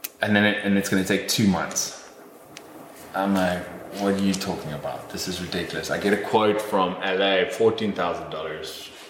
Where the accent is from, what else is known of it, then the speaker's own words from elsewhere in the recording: England, United Kingdom; album that he played for me because I'm English.